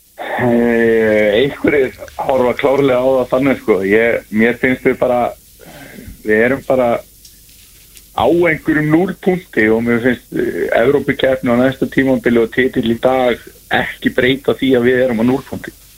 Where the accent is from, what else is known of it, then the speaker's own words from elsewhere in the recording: Neskaupstaður, Eastern Region, Iceland; ég er náttúrulega frá Neskjöpstað